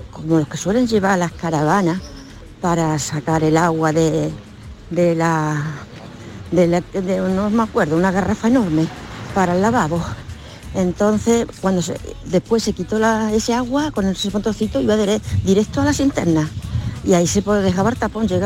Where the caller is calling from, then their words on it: Málaga, Andalusia, Spain; de Málaga.